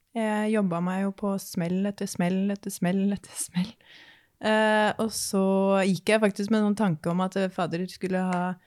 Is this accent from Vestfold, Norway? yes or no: yes; Horten, Vestfold, Norway; jeg kommer jo da fra Horten, Eh, nærmere sagt Skoppum